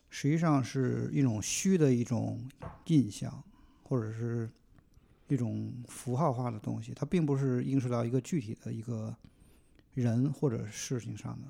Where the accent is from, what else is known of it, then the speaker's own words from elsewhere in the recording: Tianjin, China; moved away as an adult; also born or lived in Beijing; now in United States; 二十多岁之前呢，在天津，然后后来来了北京，待了十年。然后呢，后来去了美国，美国的一个城市待了五六年，然后又换到另外一个城市，呃，待了一年多